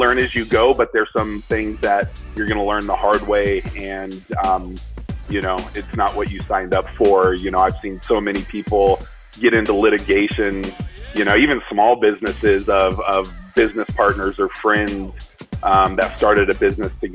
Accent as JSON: {"language": "English", "region": "Arizona", "country": "United States", "tie": "born or raised there", "said": "we're from Arizona, and we grew up nothing but Mexican food"}